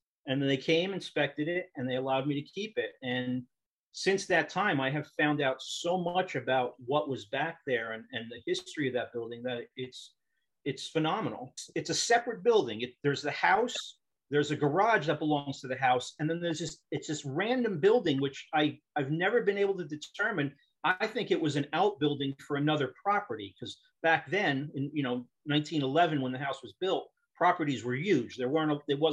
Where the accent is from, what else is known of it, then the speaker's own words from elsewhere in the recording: Newark, New Jersey, United States; moved away as an adult; now in Nutley, United States; I was born and raised in North Newark and came to Nutley around 1990 with myself and my son and my wife